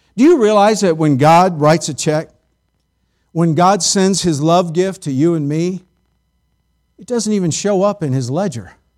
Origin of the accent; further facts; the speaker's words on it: United States; we as American Christians